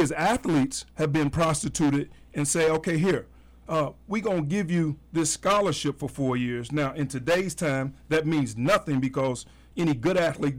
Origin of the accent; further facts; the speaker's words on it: Louisville, Kentucky, United States; where I grew up in the West End.